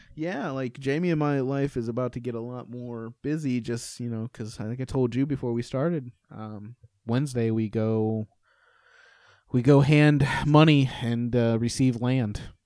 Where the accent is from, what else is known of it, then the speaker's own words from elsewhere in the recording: Indiana, United States; moved away; also born or lived in North Carolina / Arizona; I'm from Indiana, lived in North Carolina, lived in Arizona